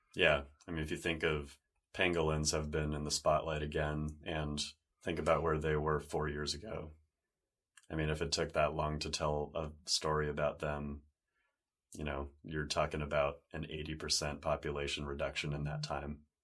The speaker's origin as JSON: {"language": "English", "town": "San Diego", "region": "California", "country": "United States", "tie": "born or raised there", "said": "growing up in San Diego by the ocean"}